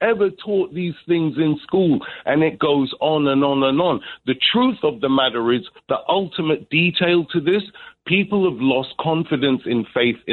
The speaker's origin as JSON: {"language": "English", "region": "London", "country": "United Kingdom", "said": "I'm from Brixton, London. I'm my parents are Jamaican"}